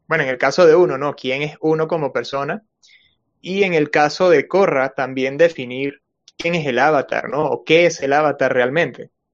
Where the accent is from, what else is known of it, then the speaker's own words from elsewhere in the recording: Venezuela; now in Peru; soy venezolano, pero vivo en Perú.